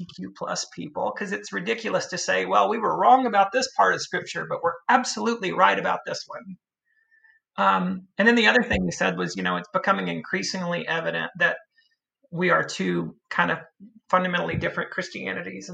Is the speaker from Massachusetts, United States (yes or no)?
no; Caldwell County, North Carolina, United States; I'm from Caldwell County, North Carolina.